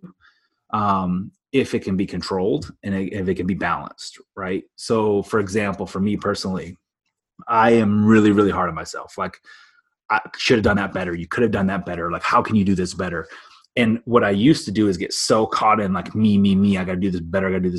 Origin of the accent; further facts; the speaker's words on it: Illinois, United States; I grew up in Illinois.